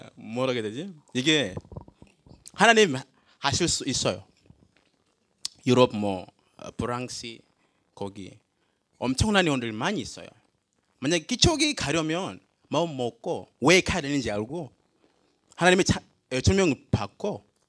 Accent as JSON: {"language": "Korean", "country": "Tanzania", "also_born_or_lived": "Jecheon, South Korea", "second_language": "Korean", "moved": "as an adult", "lives_now": "South Korea", "said": "저는 탄자니아에서 왔어요"}